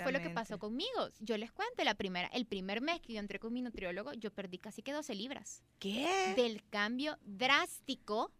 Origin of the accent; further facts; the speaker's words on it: El Salvador; así somos los salvadoreños